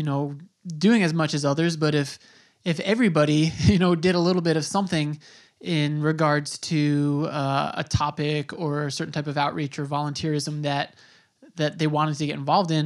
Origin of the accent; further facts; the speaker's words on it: Long Island, New York, United States; now in New York City, United States; I'm from New York, was born on Long Island, but I've spent my adult life in New York City